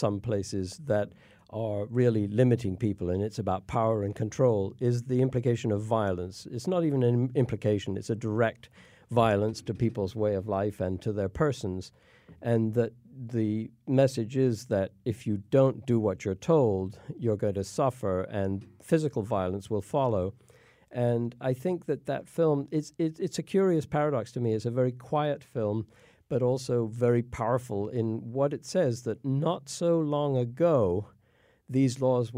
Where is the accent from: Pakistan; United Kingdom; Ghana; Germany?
United Kingdom; born there; now in United States; I was born in England and came to the U.S. to go to school and have been here since.